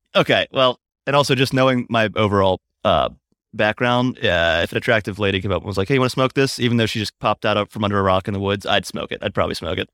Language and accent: English; Hagerstown, Maryland, United States; moved away; I'm in my hometown of Hagerstown, Maryland